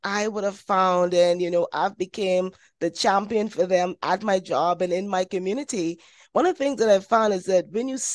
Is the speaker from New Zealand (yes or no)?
no; Bahamas; I'm from the Bahamas.